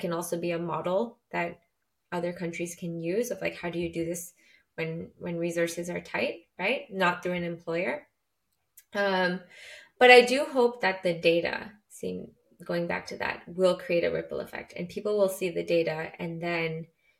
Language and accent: English; Canada; I'm from Canada